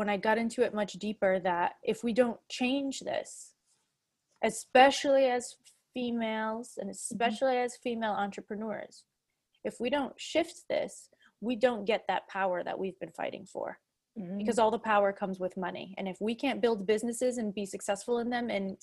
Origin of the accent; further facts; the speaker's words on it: Fall River, Massachusetts, United States; moved away; also born or lived in Prague; I grew up in Fall River